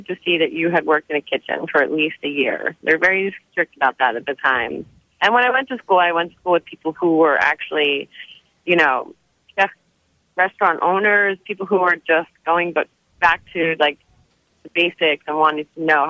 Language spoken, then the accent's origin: English; New Jersey, United States; now in New York, United States; I grew up in New Jersey